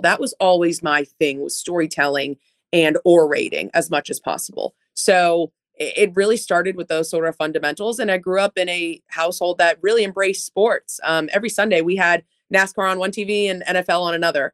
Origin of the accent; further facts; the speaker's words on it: Metro Boston, Massachusetts, United States; also born or lived in New Jersey; I was raised in Metro Boston on the Marathon Line